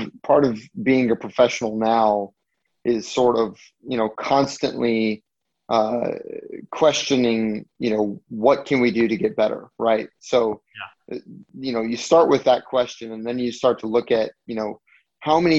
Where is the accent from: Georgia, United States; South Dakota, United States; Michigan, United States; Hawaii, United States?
Hawaii, United States; growing up in Hawaii